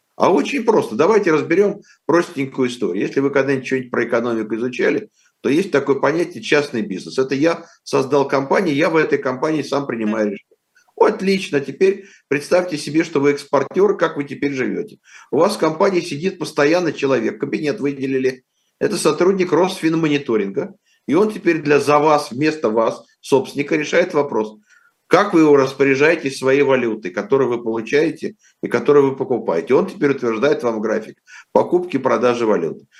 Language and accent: Russian; Moscow, Russia; я вырос в 50-х годах в Москве